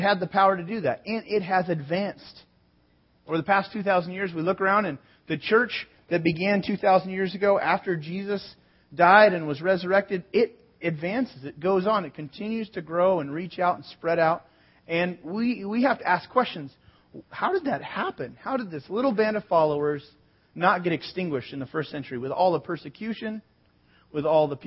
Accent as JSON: {"language": "English", "town": "San Jose", "region": "California", "country": "United States", "tie": "born or raised there", "also_born_or_lived": "Sonoma, California", "said": "I was born in San Jose, lived in Sonoma, north of San Francisco"}